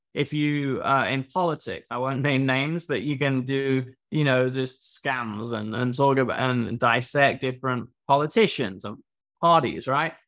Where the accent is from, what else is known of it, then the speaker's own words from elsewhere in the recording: England, United Kingdom; now in Miami, United States; I'm from England